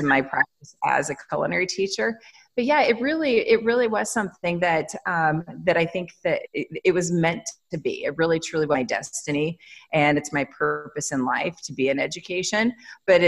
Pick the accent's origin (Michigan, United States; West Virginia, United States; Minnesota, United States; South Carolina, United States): West Virginia, United States; I grew up in West Virginia